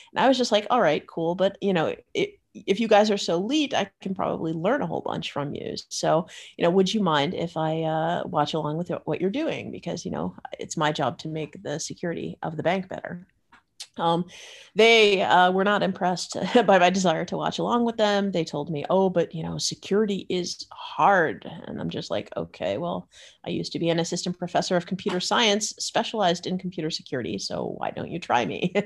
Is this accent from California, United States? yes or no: no; Florida, United States; moved away as an adult; now in Netherlands; I grew up in Florida